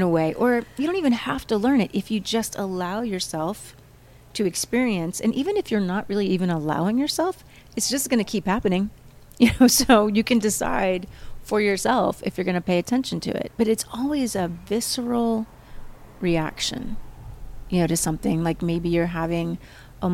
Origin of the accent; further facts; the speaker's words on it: Midwest, United States; moved away; also born or lived in St. Louis; growing up in the Midwest